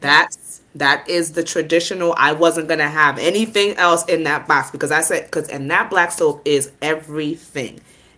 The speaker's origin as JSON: {"language": "English", "country": "Nigeria", "said": "not only am I a mother, I'm Nigerian. I understand the culture. I understand what comes with, doing an omugwo."}